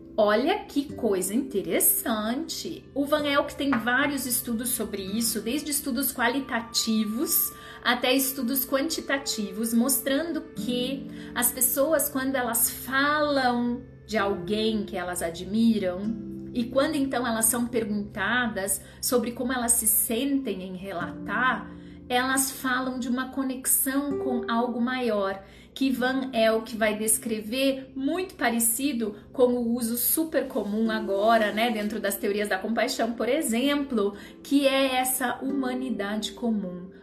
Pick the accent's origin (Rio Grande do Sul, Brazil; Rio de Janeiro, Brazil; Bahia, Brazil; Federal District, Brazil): Rio Grande do Sul, Brazil; o Rio Grande do Sul, minha terra